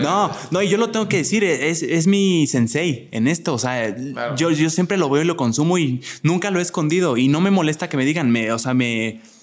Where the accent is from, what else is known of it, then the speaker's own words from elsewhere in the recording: Querétaro, Mexico; yo soy de Querétaro, soy de provincia y siempre he vivido allá